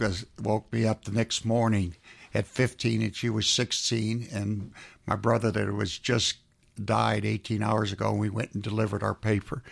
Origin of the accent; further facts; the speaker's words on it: South Florida, United States; now in Atlanta, United States; I was raised in South Florida.